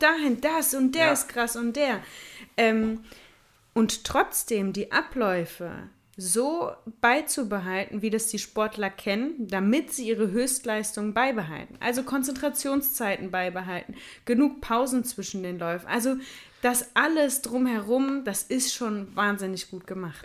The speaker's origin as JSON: {"language": "German", "area": "Ruhr area", "region": "North Rhine-Westphalia", "country": "Germany", "said": "bei uns im Ruhrgebiet"}